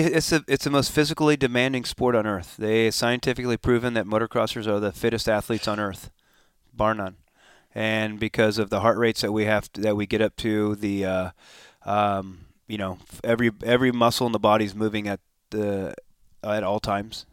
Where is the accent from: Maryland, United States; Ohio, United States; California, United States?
California, United States; Escondido; also born or lived in Temecula, California / Encinitas, California; I was born and raised in Escondido.